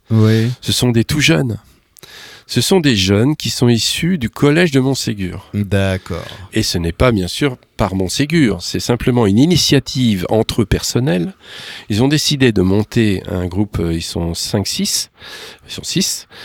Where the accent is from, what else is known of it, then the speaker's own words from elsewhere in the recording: Beaune, Bourgogne-Franche-Comté, France; born there; Je suis né en Bourgogne, moi. Je suis né à Beaune